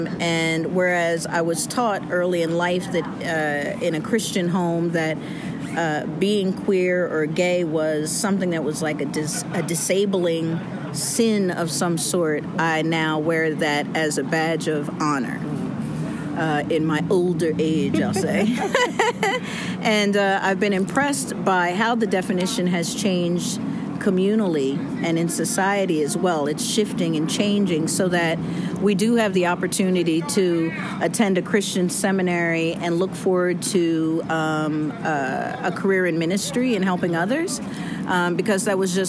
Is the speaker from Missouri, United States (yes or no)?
no; New Jersey, United States; I'm from Jersey